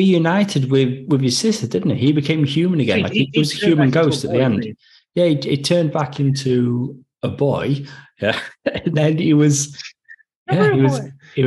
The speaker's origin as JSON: {"language": "English", "country": "United Kingdom", "moved": "yes", "lives_now": "Australia"}